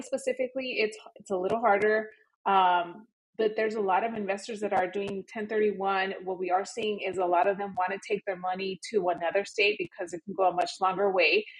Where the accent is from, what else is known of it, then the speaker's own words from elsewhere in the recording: Los Angeles, California, United States; moved away as an adult; now in Miami, United States; Born and raised in Los Angeles